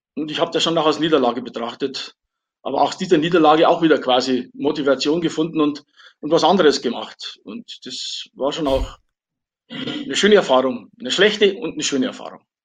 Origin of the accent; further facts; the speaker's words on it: Wolfratshausen, Bavaria, Germany; meine Heimatstadt Wolfratshausen